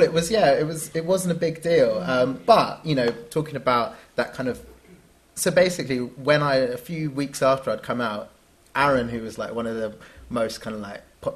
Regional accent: London, United Kingdom; growing up in London and being in the UK

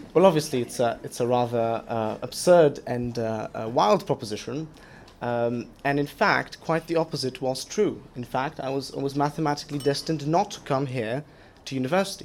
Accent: southern Poland, Poland; moved away as an adult; now in London, United Kingdom; I come from a very small town in southern Poland of about 4,000

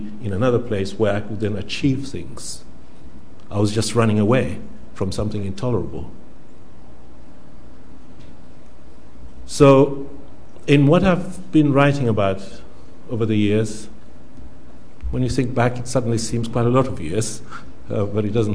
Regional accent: Zanzibar, Tanzania; now in United Kingdom; I come from Zanzibar. So I just want to begin first by thinking about that, what I've just said. What does it mean to say I come from Zanzibar when I've lived for the last 40 years here?

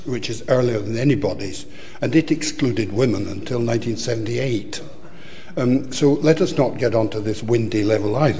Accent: Glasgow, Scotland, United Kingdom; moved away as an adult; also born or lived in Ankara, Turkey; I am a Scotsman.

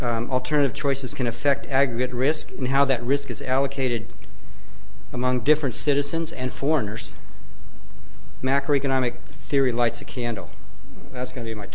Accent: United States; I'm an American

